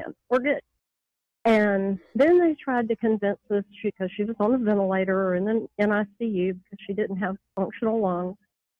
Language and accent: English; the South, Southern United States, United States; accent: southern; I apologize for my southern accent ahead of time.